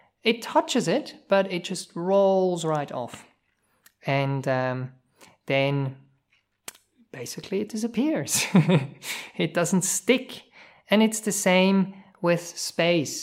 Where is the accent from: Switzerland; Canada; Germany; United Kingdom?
Switzerland; English is a second language; moved away as an adult; also born or lived in New Zealand